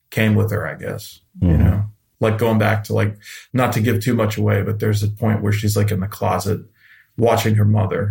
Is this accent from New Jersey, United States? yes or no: no; Central Falls, Rhode Island, United States; I grew up in Central Falls, which is like right next to Pawtucket.